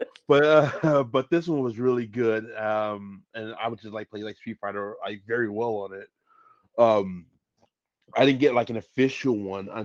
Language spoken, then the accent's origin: English; Chicago, Illinois, United States; I'm fresh from Chicago, born and raised